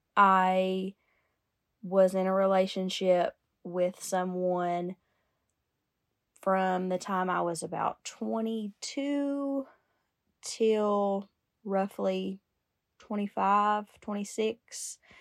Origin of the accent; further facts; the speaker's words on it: United States; I grew up in Lincoln County